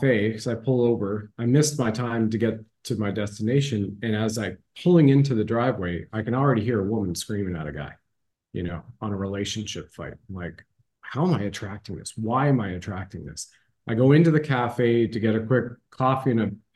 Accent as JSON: {"language": "English", "region": "Ontario", "country": "Canada", "tie": "born or raised there", "said": "When I grew up in Ontario, Canada"}